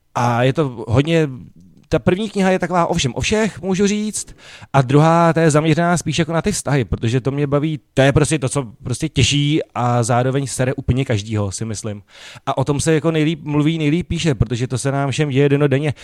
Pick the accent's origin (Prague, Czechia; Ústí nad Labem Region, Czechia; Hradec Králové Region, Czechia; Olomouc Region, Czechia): Prague, Czechia; já jsem vyrůstal tam jako na Barandově na ulici a my jsme prostě takhle mluvili